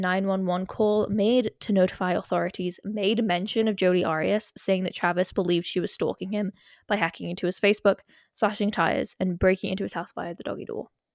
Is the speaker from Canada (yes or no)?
no; United Kingdom; we are British.